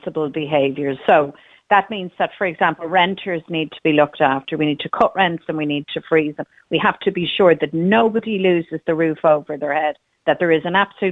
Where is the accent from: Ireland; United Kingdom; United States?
Ireland; we're Irish